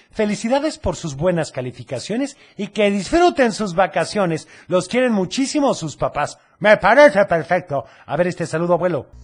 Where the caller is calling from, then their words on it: Guadalajara, Jalisco, Mexico; de Guadalajara